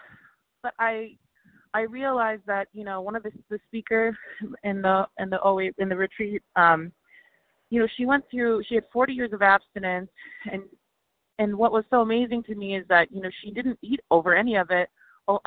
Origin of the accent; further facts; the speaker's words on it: Chicago, Illinois, United States; moved away as an adult; now in San Diego, United States; I'm from Chicago, but I just moved to San Diego.